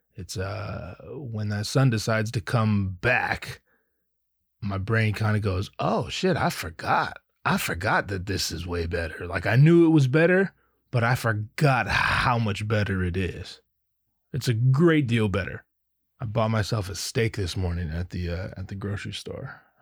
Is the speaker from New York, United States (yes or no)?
no; Anaheim, California, United States; I'm from Anaheim